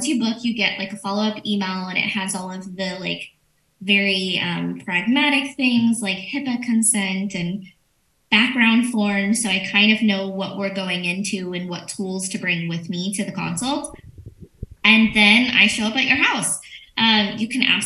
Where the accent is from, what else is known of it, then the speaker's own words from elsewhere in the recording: Orange Grove, Texas, United States; now in Nueces County, United States; Orange Grove.